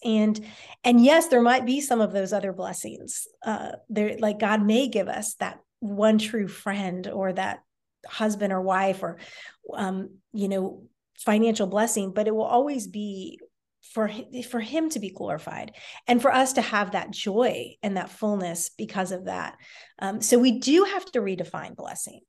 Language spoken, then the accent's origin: English; D.C., Northern Virginia, United States; I grew up in the Washington, D C area in Northern Virginia, right outside D C